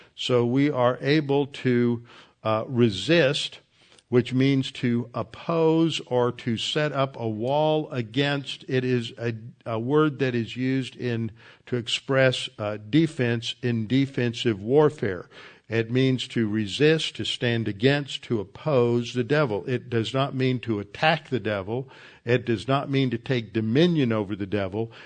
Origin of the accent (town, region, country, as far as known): the South, United States